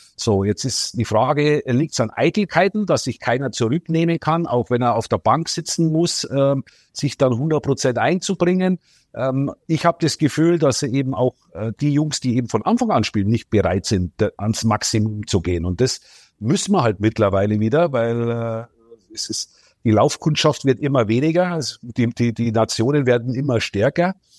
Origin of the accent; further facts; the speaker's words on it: near Munich, Bavaria, Germany; Ich komme ja aus Bayern, aus äh, ein bisschen außerhalb von München bin ich groß geworden